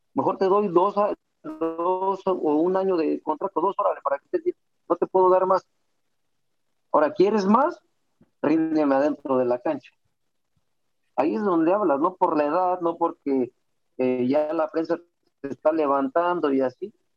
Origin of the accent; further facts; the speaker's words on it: Mexico; now in Guadalajara, Mexico; todos somos mexicanos